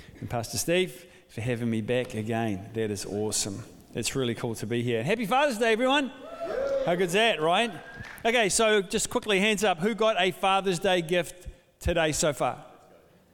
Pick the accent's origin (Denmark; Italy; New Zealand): New Zealand; also born or lived in Dunedin, New Zealand; a Kiwi father